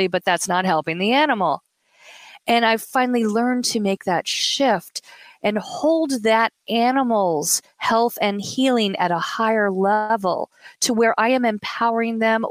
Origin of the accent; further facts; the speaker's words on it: the South, United States; I am from the South